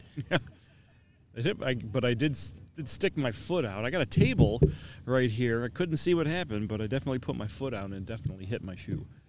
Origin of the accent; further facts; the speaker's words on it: Canton, Michigan, United States; my hometown, uh, from Canton, Michigan here